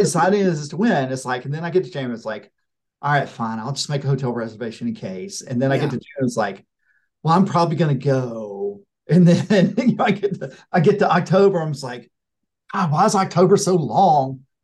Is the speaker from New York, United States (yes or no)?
no; Blackshear, Georgia, United States; I'm from I'm from Pierce County. I'm from Blackshear